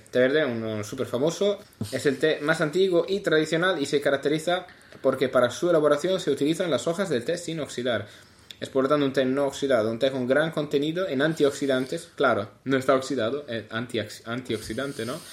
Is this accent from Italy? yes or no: yes; Italy; Spanish is a second language; soy italiano.